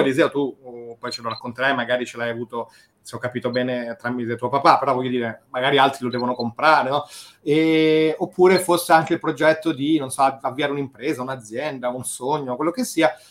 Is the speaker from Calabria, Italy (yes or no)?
no; Rome, Lazio, Italy; now in Liguria, Italy; sono cresciuto a Roma